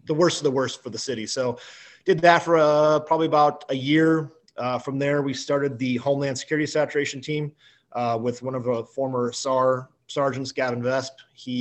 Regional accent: just outside of Detroit, Michigan, United States; now in Las Vegas, United States; originally from Michigan, but so grew up in Michigan, just outside of Detroit.

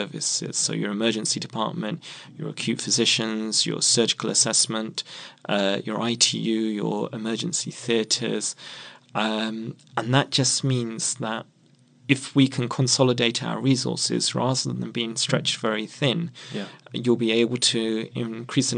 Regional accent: London, United Kingdom; I actually was born and brought up in Merton

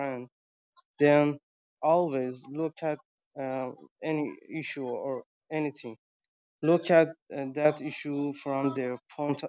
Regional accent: Tehran, Tehran Province, Iran; I'm from Tehran, the capital of Iran right now

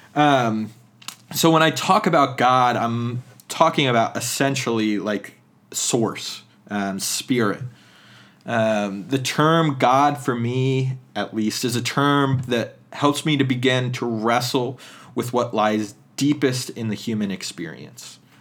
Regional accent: central Pennsylvania, United States; moved away; the dominant culture within central Pennsylvania, and even though there's some things about my tradition growing up

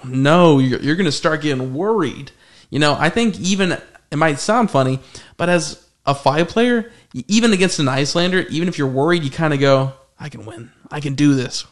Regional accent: Arizona, United States; we're all from Arizona

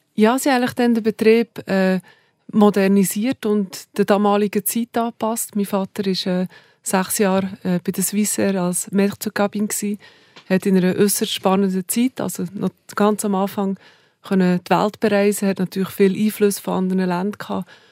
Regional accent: Saanenmöser, Bern, Switzerland; accent: Bernese German, mixed with Aargau; Also ich bin in Saanemöser aufgewachsen.

